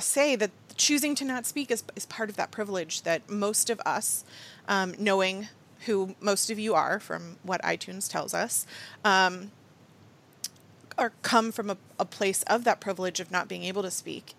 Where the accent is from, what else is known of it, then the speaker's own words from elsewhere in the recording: United States; I'm about as American as it gets